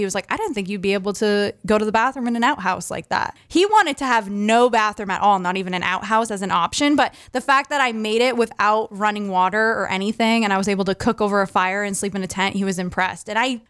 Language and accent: English; Maine, United States; But so I grew up obviously in Maine